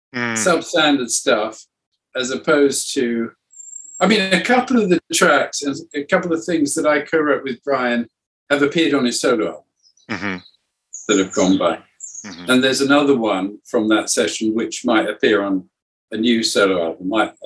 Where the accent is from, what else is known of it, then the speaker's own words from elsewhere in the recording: Cuba; English is a second language; also born or lived in South America; Some of them had a resonance for me because it sort of explored my growing up in Cuba and South America.